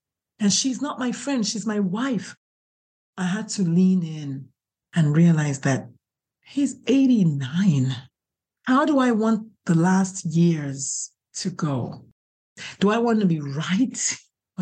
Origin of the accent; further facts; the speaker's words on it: Nigeria; now in San Antonio, United States; I'm Catholic. I'm Nigerian.